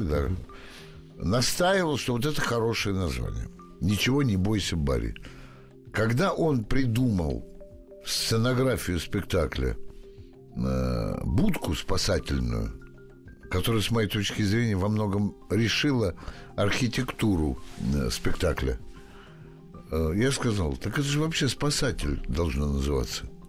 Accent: Moscow, Russia; Я москвич всю жизнь прожил здесь

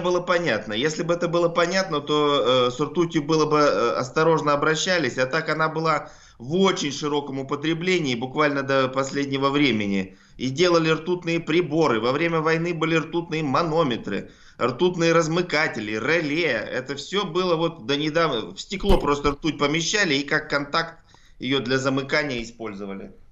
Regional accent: Altai Krai, Russia; я сам с Алтая

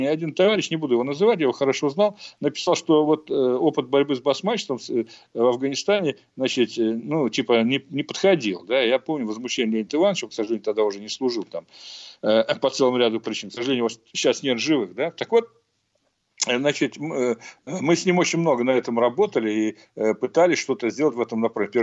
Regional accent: Fergana Valley, Uzbekistan; я вообще уроженец Ферганской долины, это одно из центров возникновения этого движения

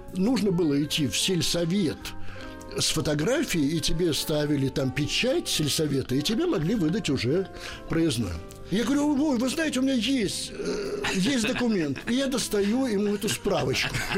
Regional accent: Bakhmach, Chernihiv Oblast, Ukraine; moved away; also born or lived in Moscow; Я родился в Бахмаче на Украине

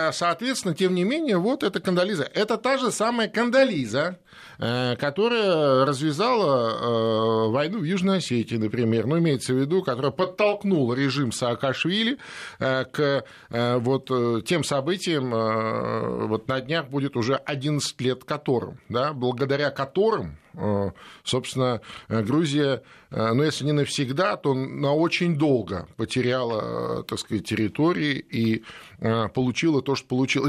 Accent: Feodosia, Crimea, Ukraine; мой родной город Феодосия

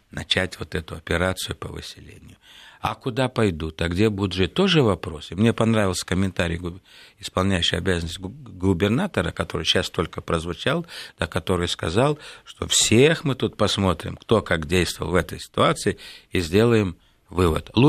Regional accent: Vinnytsia, Vinnytsia Oblast, Ukraine; born there; also born or lived in Central Asia; да? Я родился в Виннице, жил в Центральной Азии, а работал, значит, последнее время в Российской Федерации

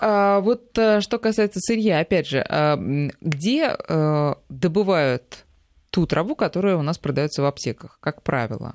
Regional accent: Moscow, Russia; нам, москвичам

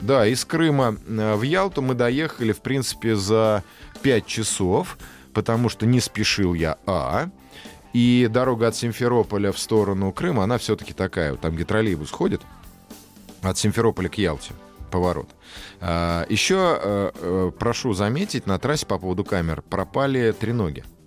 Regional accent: Moscow, Russia; мой московский, мое московское высокомерие

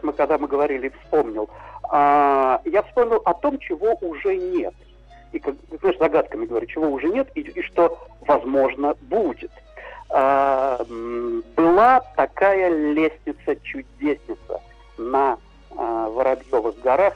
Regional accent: Moscow, Russia; сам я москвич, родители москвичи

